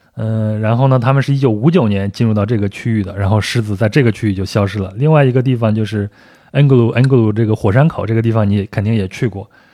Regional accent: rural Henan, China; 我小时候在河南的农村生活

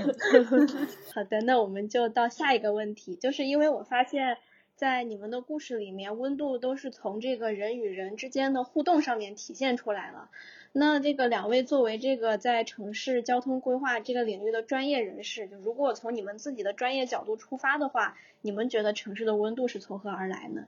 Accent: northern China, China; now in Shenzhen, China; 我是北方人

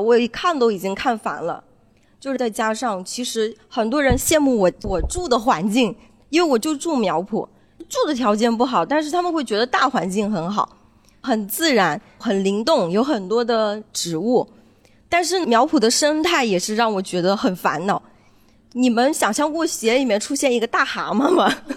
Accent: Jingdezhen, Jiangxi, China; 我是本地人，我并不是景漂，但是我先生他是外地人，他是哈尔滨的

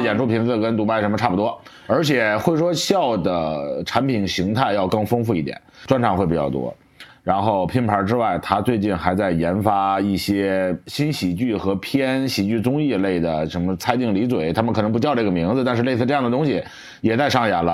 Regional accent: Hangzhou, Zhejiang, China; 我是土生土长的老杭州人

